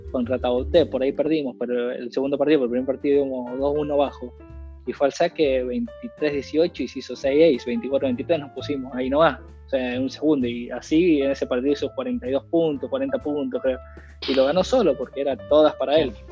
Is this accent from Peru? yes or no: no; Argentina; Mira, creo que como todo argentino, lo más lindo para todo argentino es que le vaya bien a la selección.